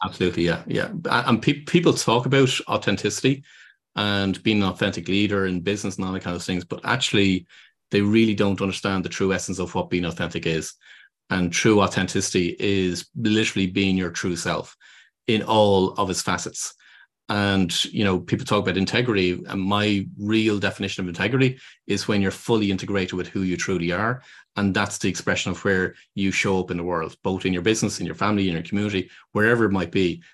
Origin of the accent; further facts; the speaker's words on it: Ireland; moved away; I'm originally from Ireland